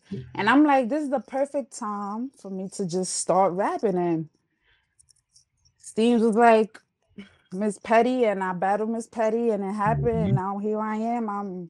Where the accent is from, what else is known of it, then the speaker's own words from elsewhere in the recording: New York City, New York, United States; accent: New York; also born or lived in Uptown Manhattan; My parents are Honduran, but I was born and raised in the Bronx